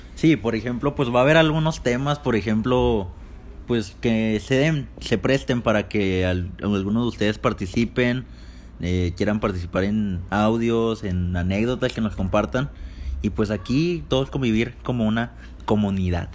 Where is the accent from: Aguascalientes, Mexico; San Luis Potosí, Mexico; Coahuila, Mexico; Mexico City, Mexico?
Coahuila, Mexico; Torreón; nosotros somos de Torreón, Coahuila, del norte de este bello país